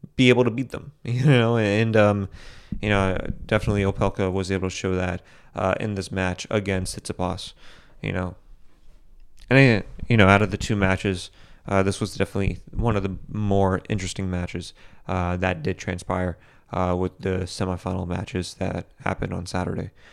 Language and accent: English; United States; I'm American